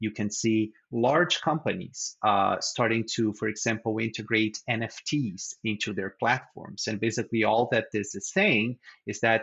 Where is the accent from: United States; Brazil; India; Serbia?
Brazil; moved away; I'm originally from Brazil